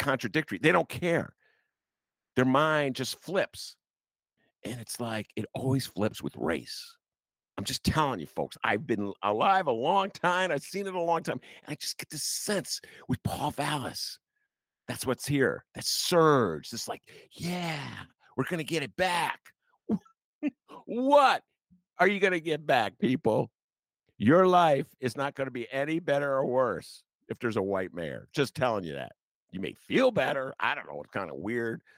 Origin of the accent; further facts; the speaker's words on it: Evanston, Illinois, United States; now in Chicago, United States; growing up in Evanston, liberal Evanston